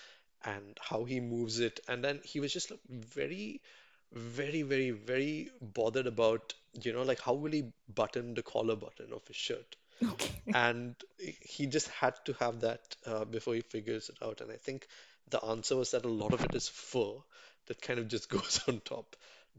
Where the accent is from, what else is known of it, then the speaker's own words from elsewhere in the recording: Chennai, Tamil Nadu, India; growing up in Mugapur in Chennai, and being there. And a lot of my friends, you know, we speak Tamil basically.